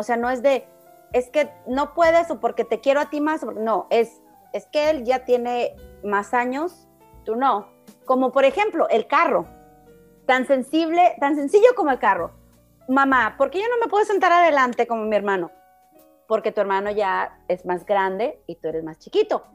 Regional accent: Mexico; now in United States; todos los mexicanos somos iguales

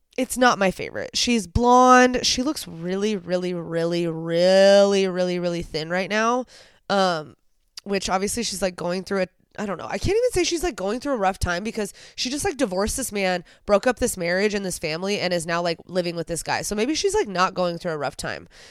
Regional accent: United States; as an American

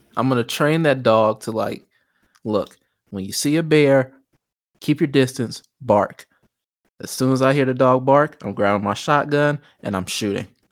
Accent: Chicago, Illinois, United States; I'm from Chicago

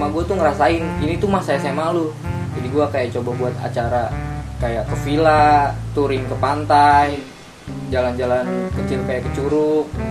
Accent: Bogor, West Java, Indonesia; also born or lived in Depok; gua dari Bogor

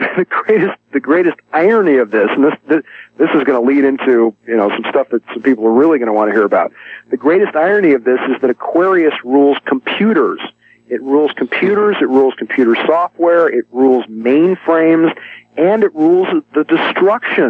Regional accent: San Francisco, California, United States; I grew up in San Francisco

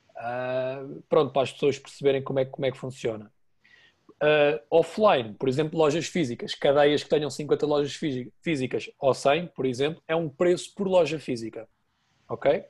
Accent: Portugal; sou português

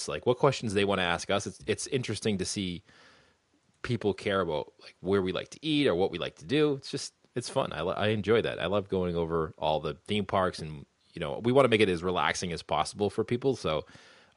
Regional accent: Boston, Massachusetts, United States; we're from Boston. We have a weird accent.

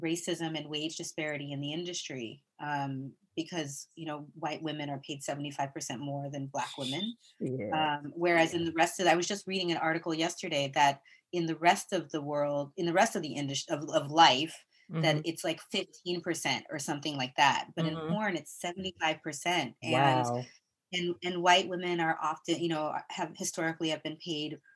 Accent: Flint, Michigan, United States; also born or lived in Brooklyn; now in New York, United States; I grew up in Flint, Michigan

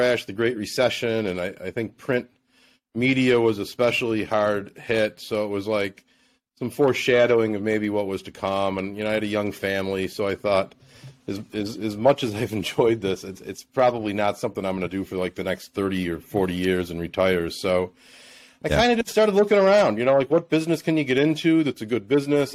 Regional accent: Buffalo, New York, United States; also born or lived in Naples, Florida; my hometown, to Buffalo

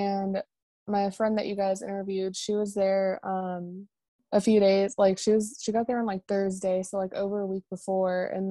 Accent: Kansas, United States; I'm from Kansas

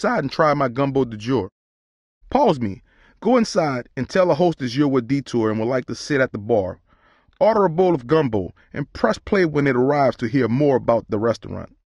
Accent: New Orleans, Louisiana, United States; I grew up in the Night Ward, a few neighborhoods over from the French Quarter

